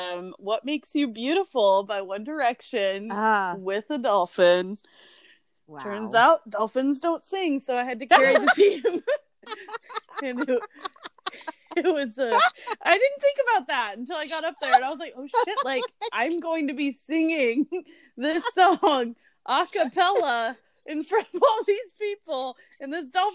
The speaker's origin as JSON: {"language": "English", "country": "Mexico", "tie": "born there", "said": "I was born in Mexico while my parents were visiting my mom's family"}